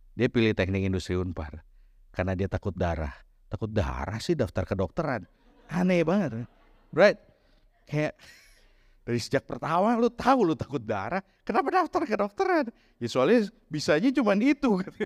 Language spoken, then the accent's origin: Indonesian; Bandung, West Java, Indonesia; kota saya waktu itu ya, ya aku Bandungan, kota kecil